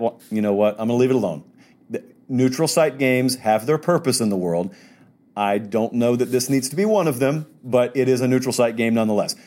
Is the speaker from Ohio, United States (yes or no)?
no; Georgia, United States; I'm from Georgia.